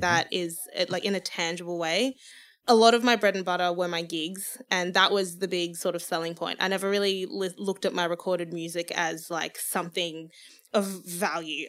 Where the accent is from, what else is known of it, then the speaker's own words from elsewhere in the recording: Zimbabwe; moved away; I can be proud of being from Zimbabwe. I wanna sing in my native language